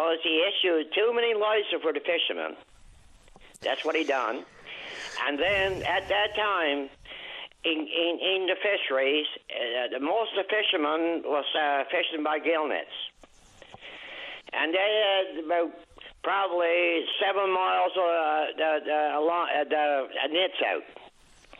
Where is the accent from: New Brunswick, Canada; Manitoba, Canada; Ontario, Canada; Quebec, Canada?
Quebec, Canada; Lower North Shore; I'm from the Lower North Shore, Quebec